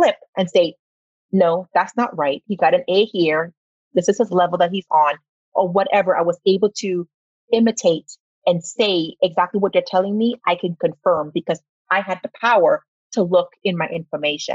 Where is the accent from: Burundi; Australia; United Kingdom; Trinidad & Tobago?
Trinidad & Tobago; now in Arizona, United States; I'm from Trinidad and Tobago. So having ADHD is not something that was diagnosed back then.